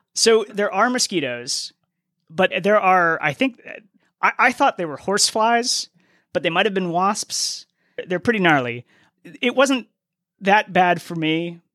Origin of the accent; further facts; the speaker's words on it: Boston, Massachusetts, United States; moved away; I'm from Boston originally